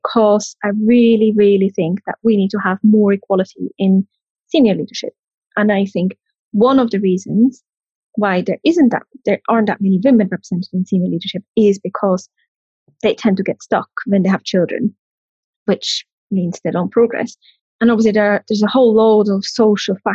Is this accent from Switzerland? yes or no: yes; Switzerland; now in United Kingdom; I'm from Switzerland